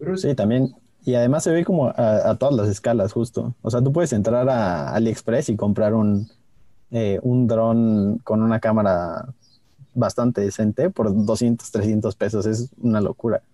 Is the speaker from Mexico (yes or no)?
yes; Mexico